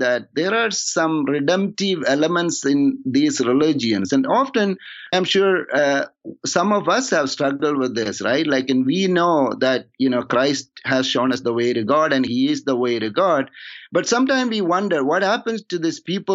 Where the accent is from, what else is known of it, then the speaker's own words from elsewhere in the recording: India; moved away; also born or lived in Toronto; I'm from India